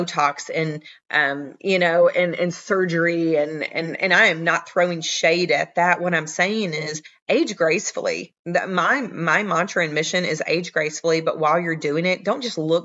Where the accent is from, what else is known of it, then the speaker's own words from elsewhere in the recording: the South, United States; accent: Southern; I'm from the South. If you can't hear it in my accent